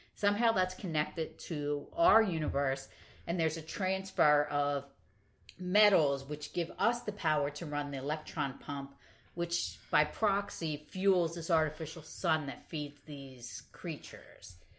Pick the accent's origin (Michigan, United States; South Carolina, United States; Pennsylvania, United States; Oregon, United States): Pennsylvania, United States; Philadelphia; I myself have great Philadelphia pride